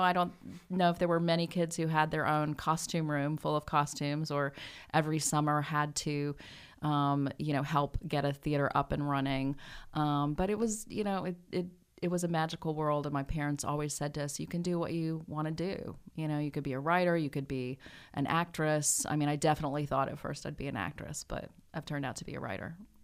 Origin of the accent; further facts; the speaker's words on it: Danville, Kentucky, United States; moved away; also born or lived in Brooklyn, New York; I grew up in Danville, Kentucky